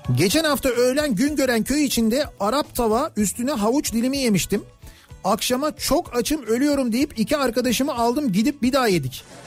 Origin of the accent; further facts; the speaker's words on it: Kocamustafapaşa, Istanbul, Turkey; biz de Paşalıyız. 80'li yıllarda Paşa'daydık büyüdük.